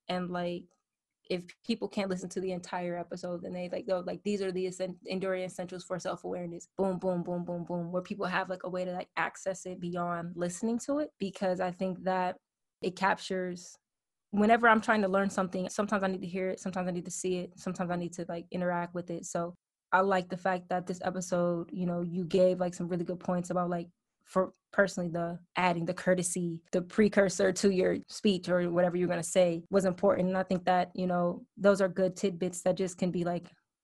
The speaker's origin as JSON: {"language": "English", "region": "Michigan", "country": "United States", "said": "I'm from Michigan."}